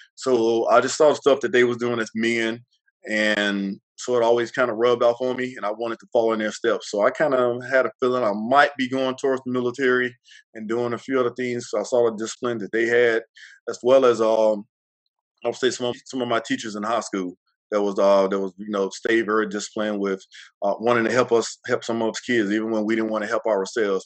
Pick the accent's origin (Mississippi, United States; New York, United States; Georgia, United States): Mississippi, United States; McLaurin; I grew up in a small town called McLaurin, Mississippi